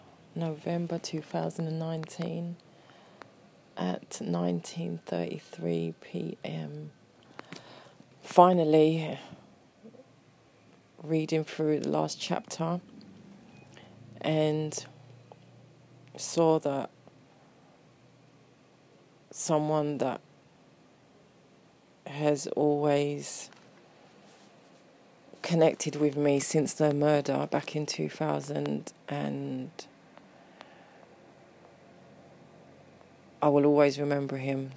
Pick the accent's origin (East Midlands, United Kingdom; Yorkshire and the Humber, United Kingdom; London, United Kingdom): London, United Kingdom; I was born and bred in Peckham